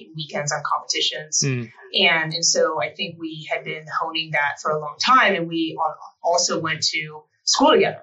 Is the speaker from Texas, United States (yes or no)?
no; Portland, Oregon, United States; moved away as an adult; now in Colorado, United States; I grew up in Portland, Oregon, and I went to CU